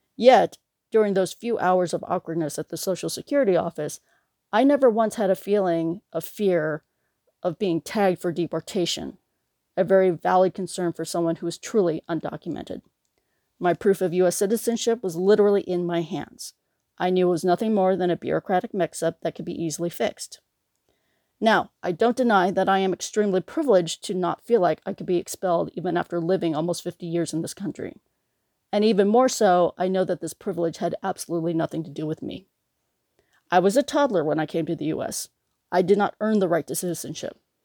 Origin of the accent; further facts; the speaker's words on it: United States; also born or lived in Bangkok, Thailand; I was born in Bangkok, Thailand, and came to America when I was two years old